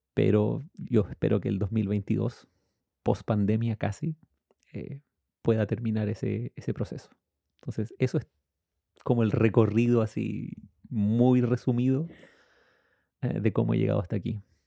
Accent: Temuco, Araucanía, Chile; Yo soy chileno

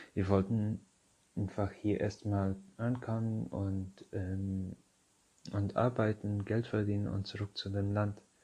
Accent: Syria; German is a second language; now in Germany; Also ich komme aus Syrien

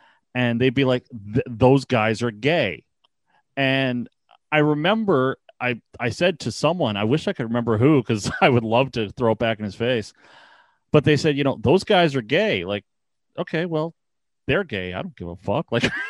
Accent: Ontario, Canada; being Canadian, I guess, and being from Ontario, I grew up with a lot of Toronto Maple Leaf fans

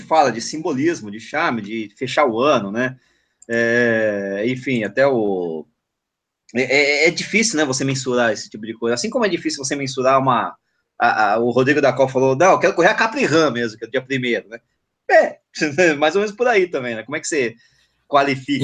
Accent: São Paulo, Brazil; eu que sou paulistano, que moro em São Paulo

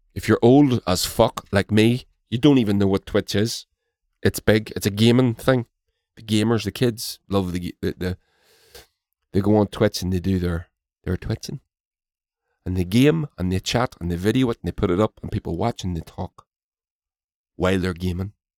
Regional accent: Northern Ireland, United Kingdom; My country has been divided by imperialism, and to this day, I live in the occupied six counties, as they as it's referred to by many

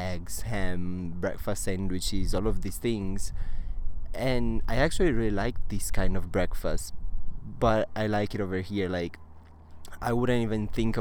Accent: Cagliari, Sardinia, Italy; English is a second language; moved away as an adult; also born or lived in Arizona; now in Milan, Italy; I was born and raised in Cagliari, which is in the south of Sardinia.

